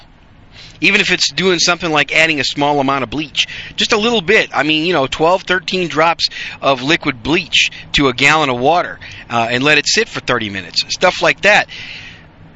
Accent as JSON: {"language": "English", "region": "Wisconsin", "country": "United States", "tie": "born or raised there", "said": "I grew up in Wisconsin"}